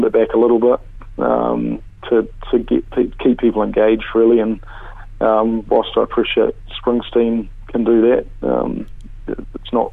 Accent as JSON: {"language": "English", "town": "Palmerston North", "region": "Manawatū-Whanganui", "country": "New Zealand", "said": "I'm from Palmy."}